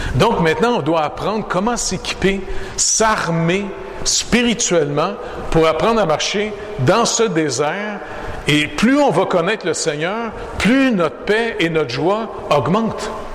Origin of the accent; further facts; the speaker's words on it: Montreal, Quebec, Canada; je suis né au Canada